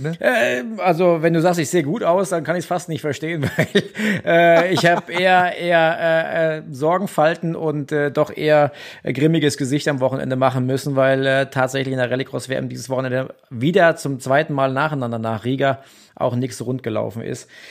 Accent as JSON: {"language": "German", "country": "Germany", "moved": "yes", "lives_now": "Austria", "said": "als Deutscher in Deutschland"}